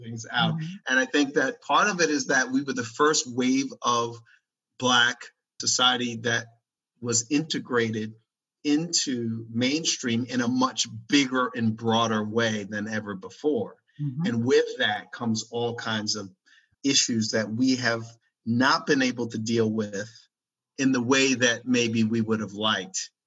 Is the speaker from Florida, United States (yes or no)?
no; Maryland, United States; when I grew up in Maryland